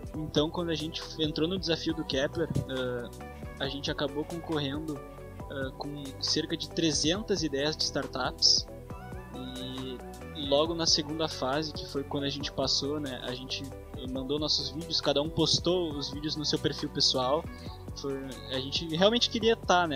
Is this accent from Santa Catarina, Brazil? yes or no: no; Porto Alegre, Rio Grande do Sul, Brazil; sou de Porto Alegre aqui, estou estudando no Colégio Monteiro Lobato